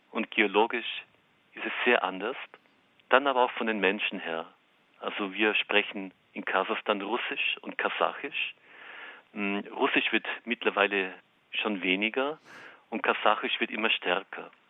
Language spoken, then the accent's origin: German; northern Austria, Austria; now in Kazakhstan; Und ich komme aus Österreich, aus dem Norden Österreichs, aus einem Gebiet, das heißt das Sibirien Österreichs.